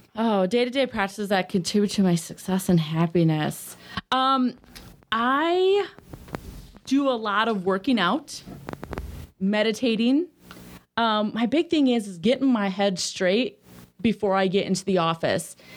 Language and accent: English; Sterling, Illinois, United States; moved away; I grew up in a small town, um, called Sterling, Illinois.